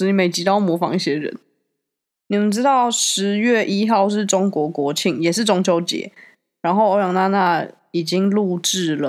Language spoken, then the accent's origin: Chinese; Taiwan; 我们都会说我们是台湾人啊，